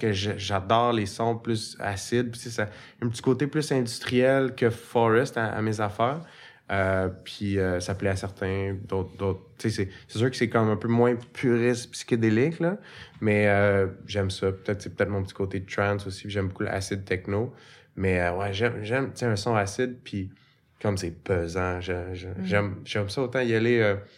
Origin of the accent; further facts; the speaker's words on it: Repentigny, Quebec, Canada; J'ai grandi à Repentigny. Fait que je suis un, un, enfant de la banlieue.